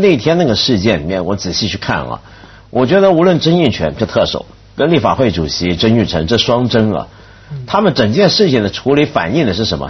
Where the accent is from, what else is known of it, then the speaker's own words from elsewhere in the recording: Taiwan; moved away; 我小时候台湾大